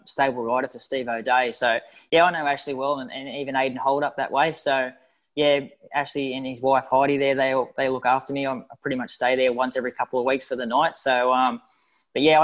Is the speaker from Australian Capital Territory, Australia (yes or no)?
yes; Canberra, Australian Capital Territory, Australia; also born or lived in Sydney, Australia; now in Brisbane, Australia; I'm from Canberra originally, but I was in Sydney for a long time.